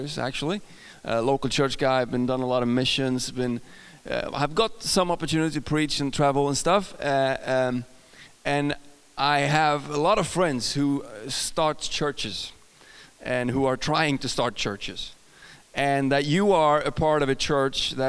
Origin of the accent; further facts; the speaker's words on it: Sweden; accent: Swedish; English is a second language; I'm from Sweden